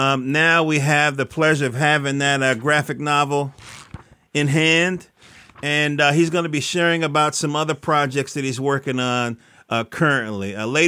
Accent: North Carolina, United States; now in Maryland, United States; Now I'm in Maryland, and but I was born in North Carolina, and so you know, I got people down there

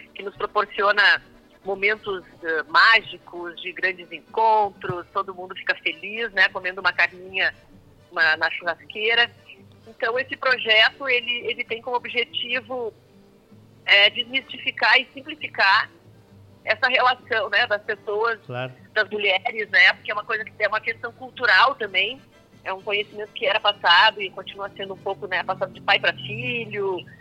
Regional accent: Passo Fundo, Rio Grande do Sul, Brazil; now in São Paulo, Brazil; eu sou gaúcha de Passo Fundo

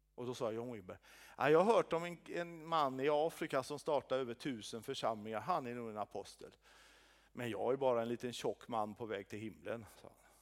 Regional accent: Sweden; som svensk

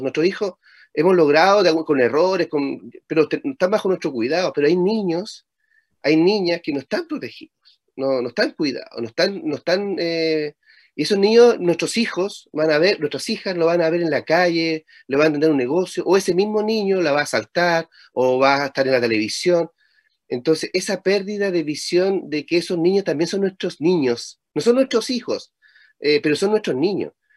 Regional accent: Chile; Chile tiene una forma muy rara de hablar

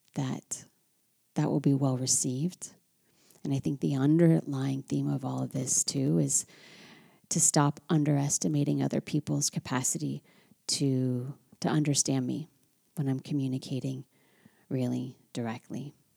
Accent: United States; now in France; as an American living in France

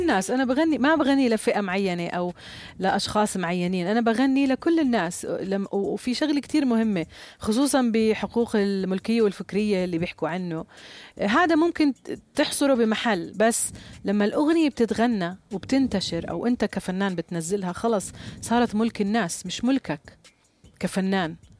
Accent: Jordan; عندنا في الأردن

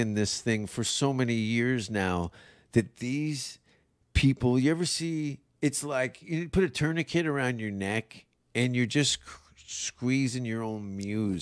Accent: Canada; now in Austin, United States; I'm a white guy from Canada

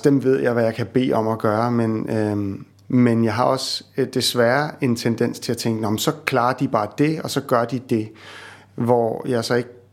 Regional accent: Copenhagen, Capital Region of Denmark, Denmark; moved away; jeg er sådan en københavner, ikke?

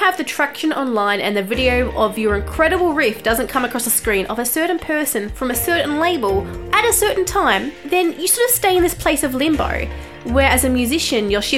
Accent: Australia; I am an Australian journalist

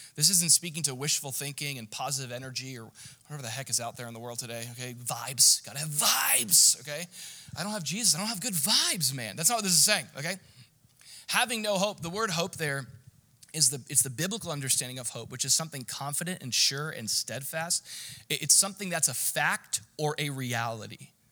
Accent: United States; I'm an American

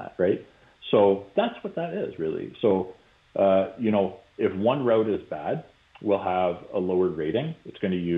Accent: Canada; I'm being Canadian

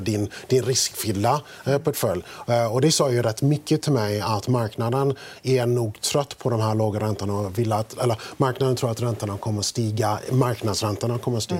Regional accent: United States; now in Sweden; Som amerikan

